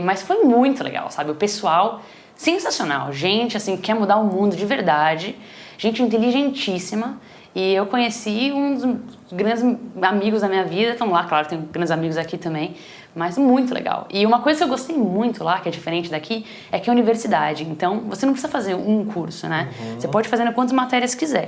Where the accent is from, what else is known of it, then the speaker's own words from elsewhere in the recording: São Paulo, Brazil; moved away as an adult; also born or lived in Boston; now in Silicon Valley, United States; Eu vim de família, sou de São Paulo mesmo, vim de família simples